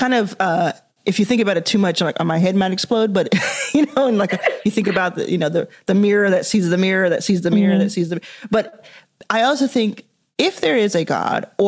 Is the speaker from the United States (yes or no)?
yes; Dallas, Texas, United States; I was raised in Dallas, Texas, in the US